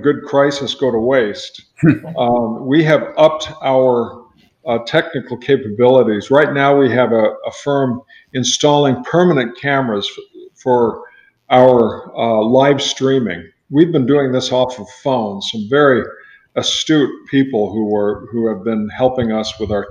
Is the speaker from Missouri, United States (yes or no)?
no; Riverside, California, United States; moved away as an adult; also born or lived in Santa Barbara, California / Ventura, California; now in Naples, United States; Grew up in Riverside, went to UC Santa Barbara, and had a church out there as well